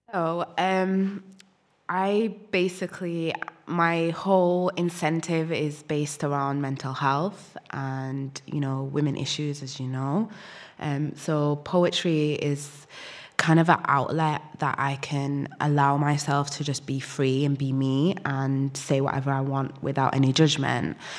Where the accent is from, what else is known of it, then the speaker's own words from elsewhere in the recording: Sudan; I'm from Sudan